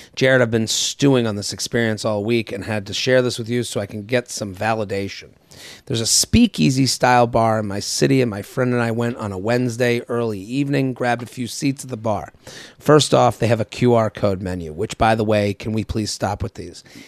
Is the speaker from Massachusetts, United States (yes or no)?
yes; outside of Boston, Massachusetts, United States; now in New York, United States; I'm from Boston. Like, I even, you know, I'm from outside